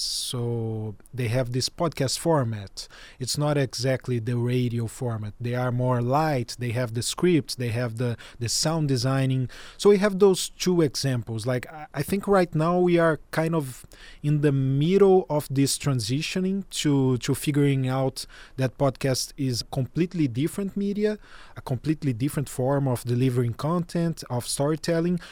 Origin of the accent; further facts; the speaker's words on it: Brazil; I'm a Brazilian journalist